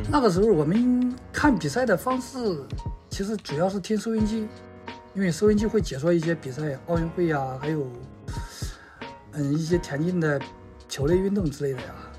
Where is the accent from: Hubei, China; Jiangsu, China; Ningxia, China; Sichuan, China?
Hubei, China; Xiangyang; now in Shanghai, China; 我的家乡是湖北襄阳